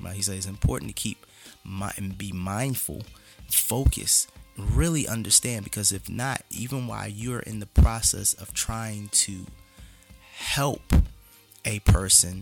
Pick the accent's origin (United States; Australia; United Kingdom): United States; Philadelphia, Pennsylvania; I grew up very differently in North Philly